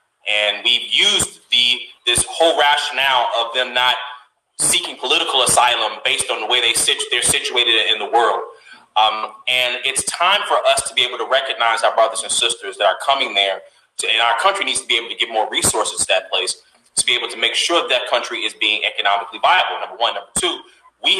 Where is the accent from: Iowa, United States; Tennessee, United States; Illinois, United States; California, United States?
Illinois, United States; Chicago; I'm from Chicago